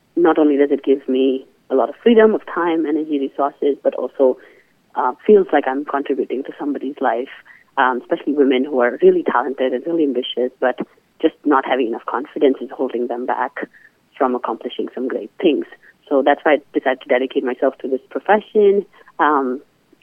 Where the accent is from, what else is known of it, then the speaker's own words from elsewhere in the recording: India; moved away as an adult; now in United States; I come from India